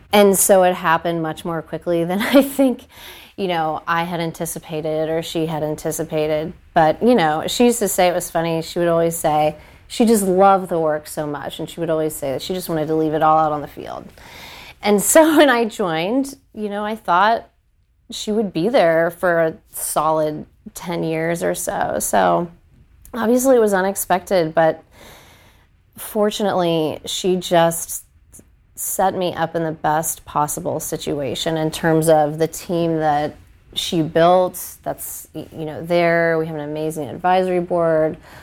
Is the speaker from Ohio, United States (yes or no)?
yes; Wooster, Ohio, United States; moved away as an adult; also born or lived in Nashville, Tennessee; now in Columbus, United States; I grew up in Worcester